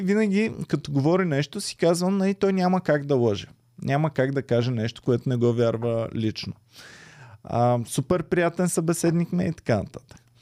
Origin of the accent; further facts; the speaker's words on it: Stara Zagora, Stara Zagora Province, Bulgaria; като дете от Стара Загора